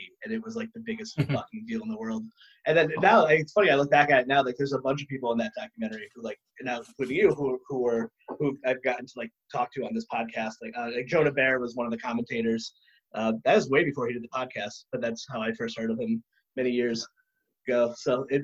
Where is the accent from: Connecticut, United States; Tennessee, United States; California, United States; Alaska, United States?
Connecticut, United States; Meriden; I grew up in Meriden